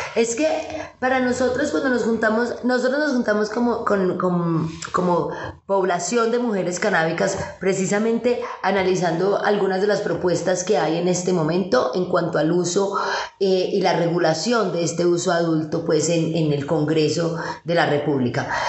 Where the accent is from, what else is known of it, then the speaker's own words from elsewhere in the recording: Colombia; nosotros como colombianos